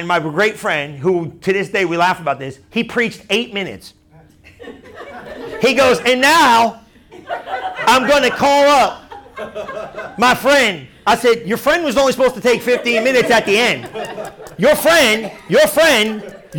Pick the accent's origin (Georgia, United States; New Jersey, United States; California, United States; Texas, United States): New Jersey, United States; I'm from New Jersey